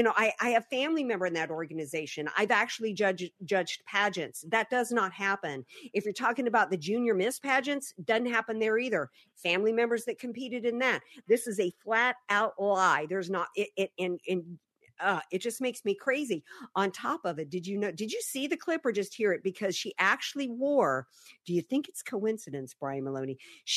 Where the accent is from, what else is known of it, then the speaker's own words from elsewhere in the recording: the South, United States; I mean, I grew up in the South. Almost everybody had dark hair and brown eyes, and everybody was more tan.